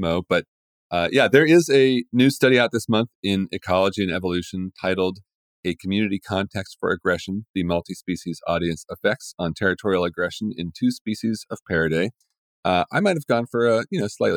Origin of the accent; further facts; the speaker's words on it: West Virginia, United States; now in Portland, United States; I grew up in West Virginia